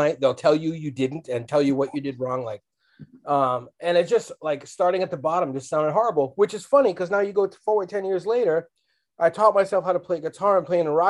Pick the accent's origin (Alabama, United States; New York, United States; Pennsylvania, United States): New York, United States; now in Lowell, United States; I'm from the Bronx in the 70s